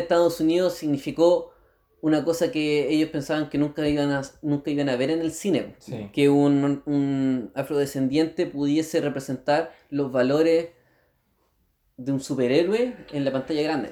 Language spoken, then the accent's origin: Spanish; Chile; en esta sociedad chilena